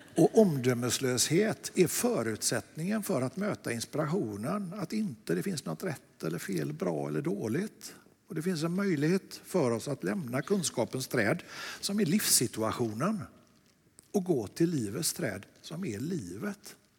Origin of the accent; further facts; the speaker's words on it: Lerum, Västra Götaland, Sweden; Jag är från Lerum.